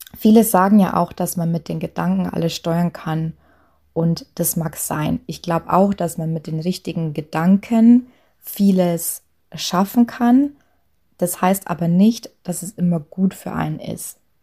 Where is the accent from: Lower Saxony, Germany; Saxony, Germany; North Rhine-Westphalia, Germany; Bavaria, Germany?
Bavaria, Germany; Lower; accent: Lower Bavarian dialect; moved away; ich komme ursprünglich aus, aus Niederbayern und habe auch ähm, spreche auch zu Hause immer Dialekt